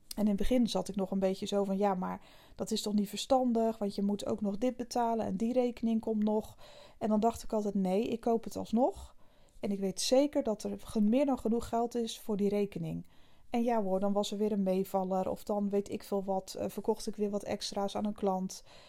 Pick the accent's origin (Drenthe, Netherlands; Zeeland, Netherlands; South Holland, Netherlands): Zeeland, Netherlands; Ik kom uit Zeeland, ik ben hier regelmatig bij mijn vriend